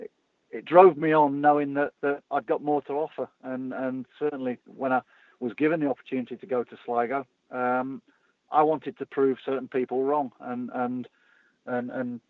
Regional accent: England, United Kingdom; I'm English

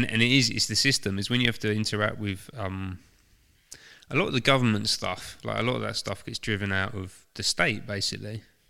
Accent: England, United Kingdom; I love being English. I don't really see myself as British.

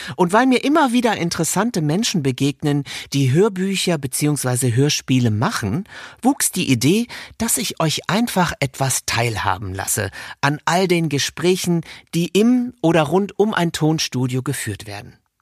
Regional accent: Rhineland, Germany; moved away; Heute hat es mich ins Rheinland verschlagen, meine alte Heimat, genauer gesagt nach Köln

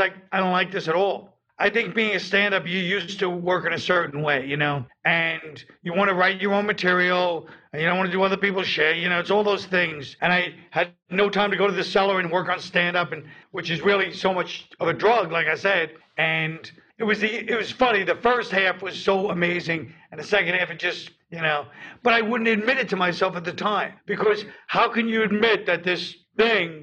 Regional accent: New York, United States; I'm from New York.

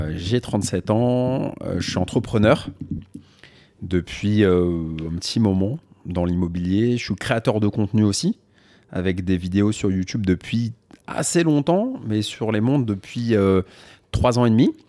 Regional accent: Paris, Île-de-France, France; Je suis né à Paris dans le 13e. Après, on a vécu un peu dans le 2 vers la.

